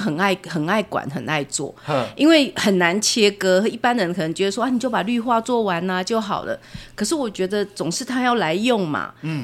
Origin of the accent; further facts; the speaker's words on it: Changhua County, Taiwan; moved away; 我在台中边缘的城市长大的，比较乡下的地方